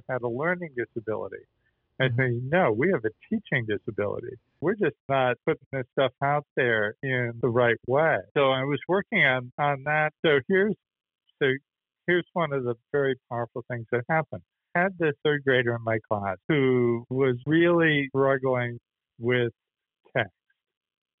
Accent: Boston, Massachusetts, United States; moved away as an adult; also born or lived in Los Angeles / Atlanta / Vermont; I grew up in Boston and grew up just in those storied Irish Catholic neighborhoods

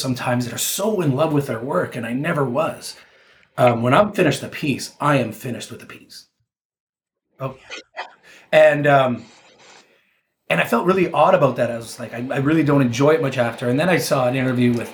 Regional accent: Canada; I'm a 49-year-old guy from Canada, so you know that played hockey

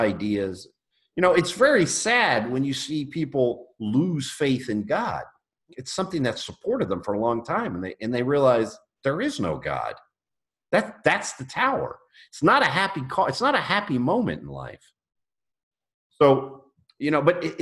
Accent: United States; as an American

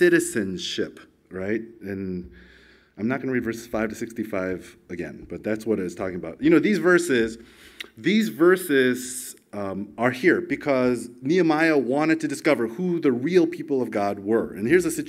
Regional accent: United States; moved away as an adult; now in Australia; when I was 18 years old, growing up in America.

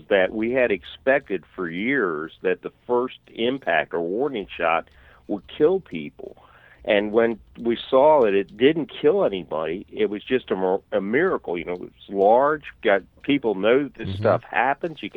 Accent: Canada; as a Canadian

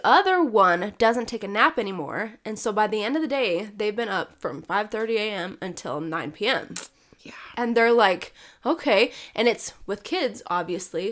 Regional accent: Utah, United States; I'm from Utah, it's dry here. It is very dry here

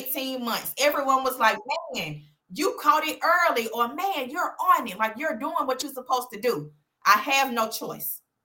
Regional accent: Birmingham, Alabama, United States; I went to Clay Chalkville, born and raised in Birmingham

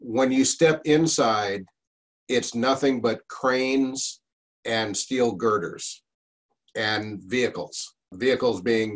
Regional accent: New York City, New York, United States; moved away as an adult; also born or lived in Norfolk, Virginia / Clearwater, Florida; growing up in New York

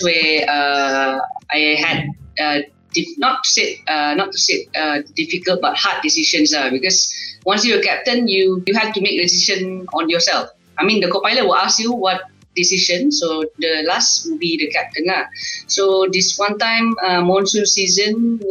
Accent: Kuching, Sarawak, Malaysia; I'm from Kuching, Sarawak. Kami study dulu di Ong Tiang Sui dan secondary Batu

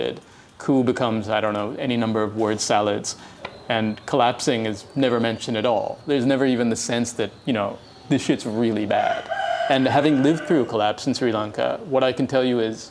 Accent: Columbus, Ohio, United States; moved away; I grew up in Columbus, Ohio

